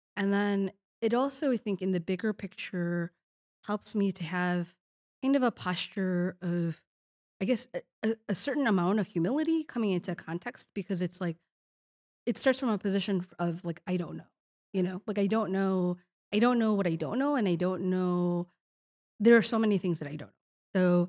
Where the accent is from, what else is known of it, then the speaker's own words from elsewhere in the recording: Chicago, Illinois, United States; also born or lived in Kazakhstan; now in Madison, United States; I am originally a Chicago, I'm a Chicagoan